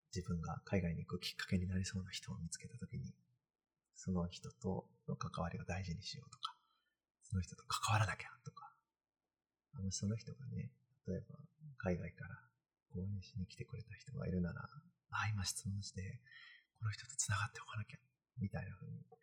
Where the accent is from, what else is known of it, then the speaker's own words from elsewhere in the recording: Kanagawa, Japan; moved away as an adult; now in Massachusetts, United States; 僕神奈川出身